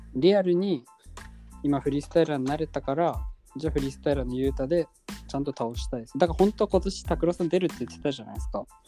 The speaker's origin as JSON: {"language": "Japanese", "region": "Hokkaido", "country": "Japan", "tie": "born or raised there", "said": "なんか田舎すごい田舎なんで僕も"}